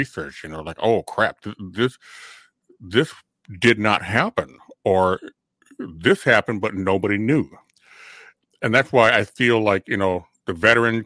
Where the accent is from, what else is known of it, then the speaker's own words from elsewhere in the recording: Elk River, United States; in my hometown on the Elk River Bulletin Board